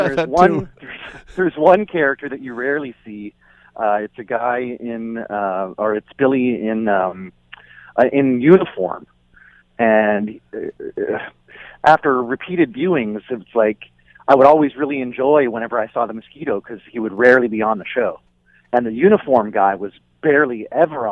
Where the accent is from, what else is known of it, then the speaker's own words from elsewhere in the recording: Niagara-on-the-Lake, Ontario, Canada; I grew up in Niagara on the Lake